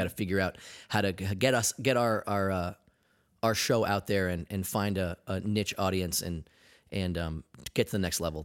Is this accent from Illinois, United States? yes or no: no; Maine, United States; being in Maine, um, growing up, uh, I was, I was the ethnic kid.